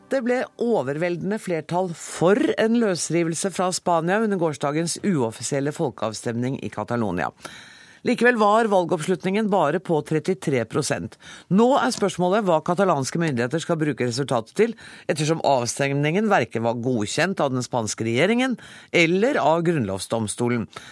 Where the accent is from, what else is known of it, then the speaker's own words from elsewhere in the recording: Norway; som nordmann